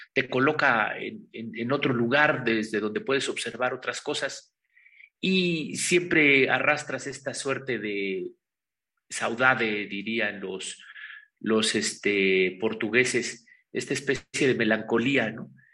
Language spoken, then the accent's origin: Spanish; Pahuatlán, Puebla, Mexico; moved away; also born or lived in Mexico City / Barcelona; vengo de la Sierra Norte del Estado de Puebla, de Pahuatlán, Puebla, el lugar donde está enterrado mi ombligo